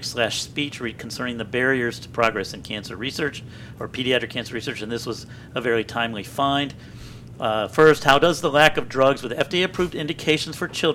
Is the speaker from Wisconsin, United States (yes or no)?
no; Columbia, Maryland, United States; I grew up in Columbia right outside of Baltimore